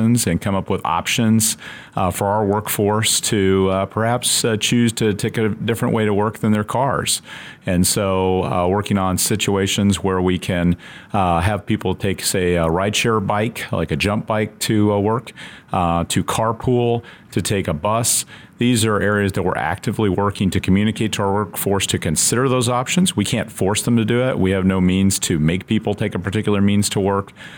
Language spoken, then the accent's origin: English; Casper, Wyoming, United States; moved away as an adult; I started the Navy's journey from Casper, Wyoming. I was a high school student there.